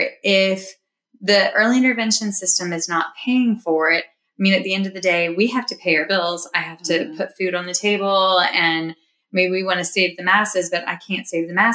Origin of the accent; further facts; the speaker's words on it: White Oak, Virginia, United States; moved away; I grew up in White Oak, Virginia. I think I might be one of the few people that left White Oak, Virginia